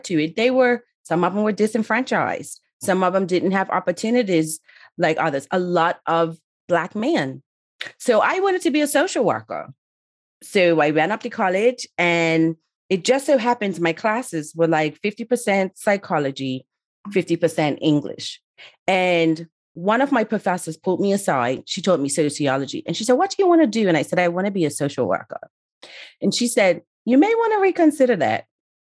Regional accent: Bermuda; moved away as an adult; also born or lived in Somerset, Bermuda / Town (Hamilton), Bermuda; now in United Kingdom; originally from Bermuda, but live in the UK

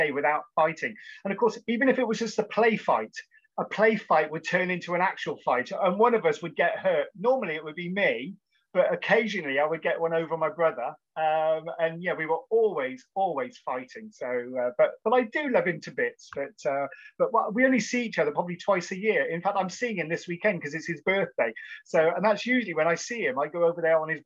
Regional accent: Cheltenham, South West England, United Kingdom; I was born and raised in Cheltenham in Gloucestershire

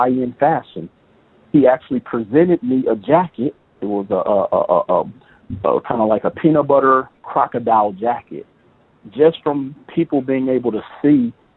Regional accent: Milwaukee, Wisconsin, United States; moved away as an adult; now in Las Vegas, United States; Milwaukee, Wisconsin, which is my hometown

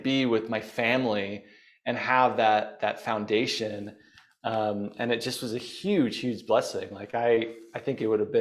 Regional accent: Bountiful, Utah, United States; I grew up in Bountiful, Utah

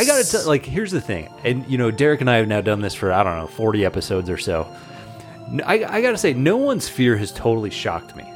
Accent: San Diego, California, United States; moved away; I grew up in San Diego

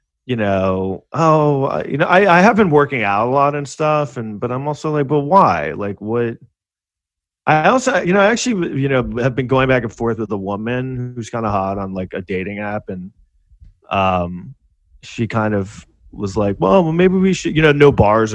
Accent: New York, United States; born or raised there

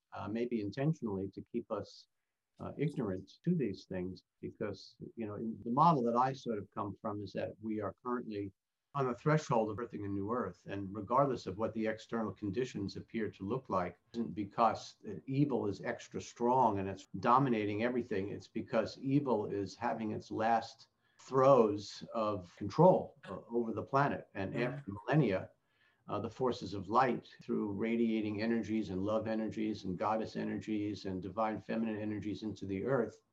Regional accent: New York, United States; also born or lived in Arizona / Sedona / Hawaii; now in Naples, United States; growing up in New York

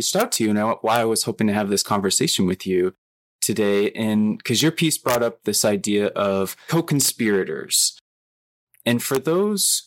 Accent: outside of Flint, Michigan, United States; I grew up in Michigan, outside of Flint

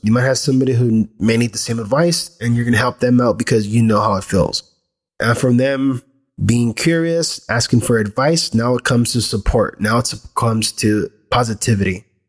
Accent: United States; I was born here in the States, still from this greater land

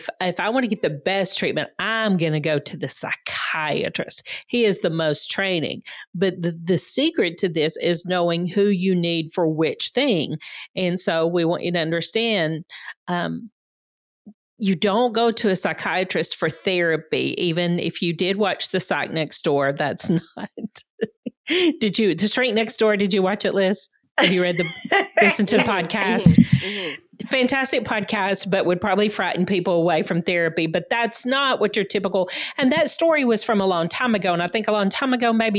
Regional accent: Georgia, United States; I grew up in Georgia

